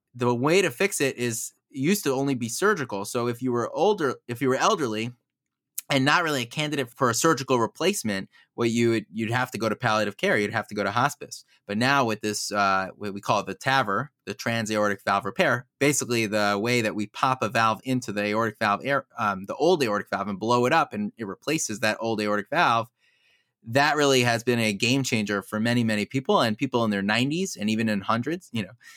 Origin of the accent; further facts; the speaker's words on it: United States; now in Baltimore, United States; I grew up in Muncie originally